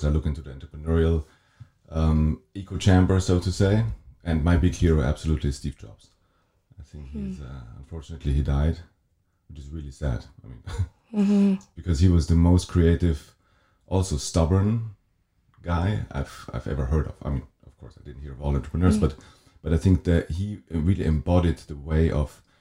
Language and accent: English; Wettingen, Aargau, Switzerland; also born or lived in Zurich; I grew up in a little town called Wettingen